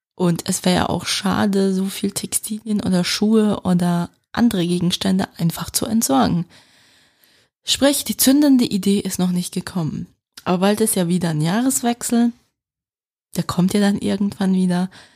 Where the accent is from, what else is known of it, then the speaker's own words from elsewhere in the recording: Switzerland; accent: Swiss German dialect; meinen Schweizer Dialekt